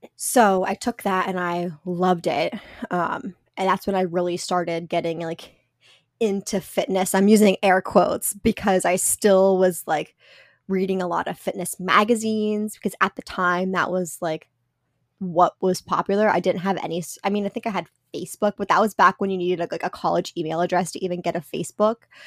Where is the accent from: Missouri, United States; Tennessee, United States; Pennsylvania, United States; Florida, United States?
Pennsylvania, United States; central; now in Massachusetts, United States; I grew up in a really small town in central Pennsylvania.